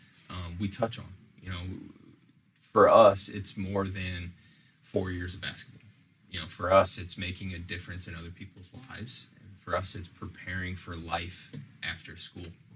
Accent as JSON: {"language": "English", "town": "St. Louis", "region": "Missouri", "country": "United States", "tie": "born or raised there", "also_born_or_lived": "Central Illinois", "moved": "as an adult", "lives_now": "Springfield, United States", "said": "I was born and raised in the suburbs of St. Louis"}